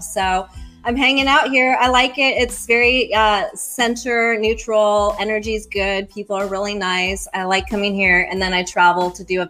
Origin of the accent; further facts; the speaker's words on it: Denver, Colorado, United States; moved away as an adult; now in Gainesville, United States; I'm actually from Denver, Colorado, but I moved here about 10 years ago now.